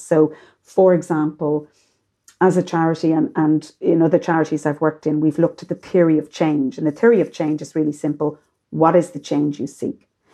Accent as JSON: {"language": "English", "country": "Ireland"}